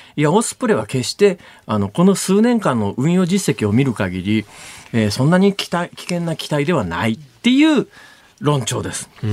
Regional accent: Kansai, Japan; 私は関西から来てますから

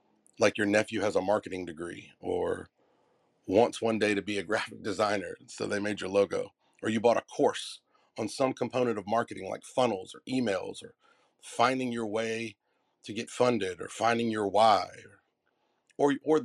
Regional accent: the South, United States; I'm from the South.

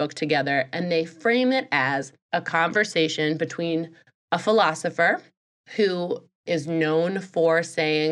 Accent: United States; I'm from America.

